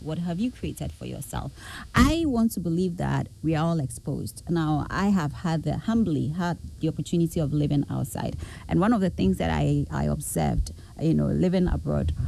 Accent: Kumasi, Ashanti, Ghana; I was born and bred in the Ashanti region, Kumasi

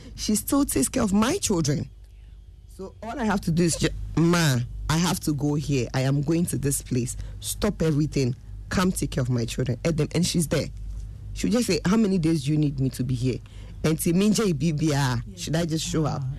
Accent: Obuasi, Ashanti, Ghana; I grew up in Obuasi.

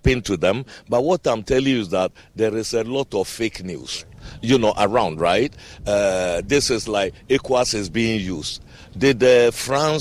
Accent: Ghana; I am a Ghanaian myself

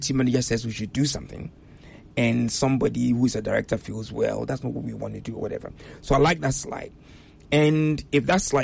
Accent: Ghana; moved away; I'm a Ghanaian, but when I used to visit before I resettled

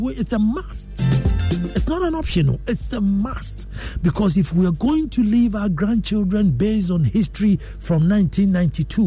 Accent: Ghana; as a Ghanaian

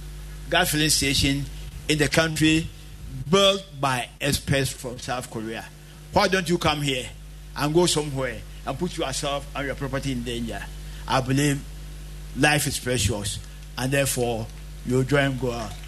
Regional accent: Kwaman, Ashanti, Ghana; at Kwaman, my hometown

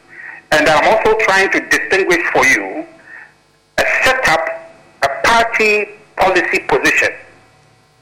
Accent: Volta, Ghana; I'm from the Volta region

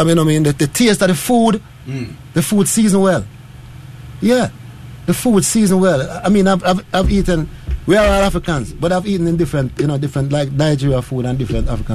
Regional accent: Jamaica; As a Jamaican

